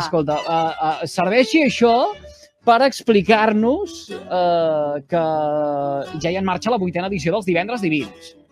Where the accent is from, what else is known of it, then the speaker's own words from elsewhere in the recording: Salomó, Catalonia, Spain; al meu poble, Salamó